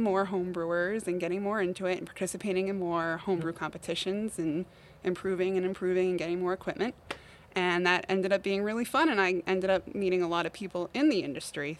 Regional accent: Eastern Massachusetts, United States; moved away as an adult; also born or lived in Amherst, Massachusetts / Hadley, Massachusetts; now in Palmer, United States; I'm originally from Eastern Mass.

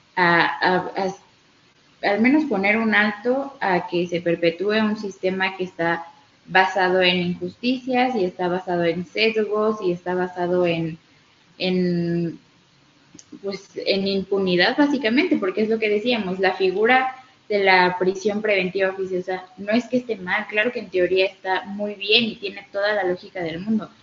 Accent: Mexico; vivimos como mexicanos

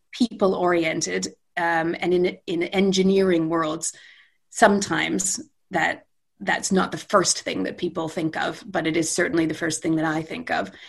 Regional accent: Edmonton, Alberta, Canada; moved away as an adult; also born or lived in London, United Kingdom / Calgary; now in Manchester, United Kingdom; I'm Canadian and spent my formative years in in really glorious Western Canada. I grew up in Edmonton

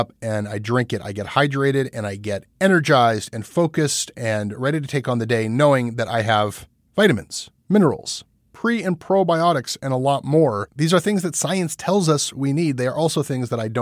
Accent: Canada; I'm a Canadian journalist, not an American journalist

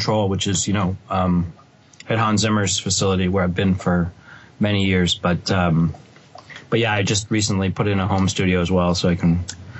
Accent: outside of Boston, Massachusetts, United States; moved away as an adult; now in Los Angeles, United States; Well, I grew up outside of Boston, Massachusetts.

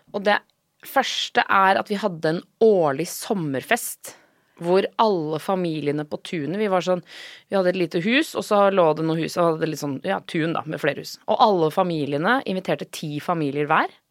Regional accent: Norway; Men eh, jo, det er jo enten det eller å være hjemme i Norge, da.

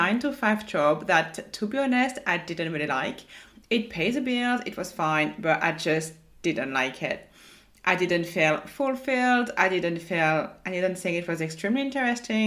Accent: France; accent: French; my French accent

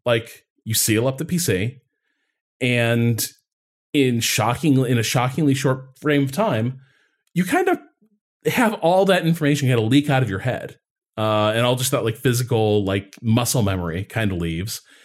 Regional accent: Midwest, United States; moved away; growing up in the Midwest

